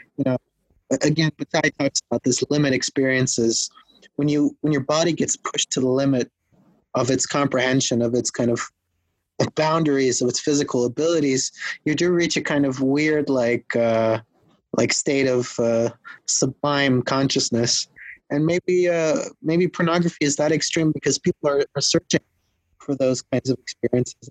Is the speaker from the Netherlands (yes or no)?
yes; Netherlands; also born or lived in Los Angeles, California; now in Berlin, Germany; I was born in the Netherlands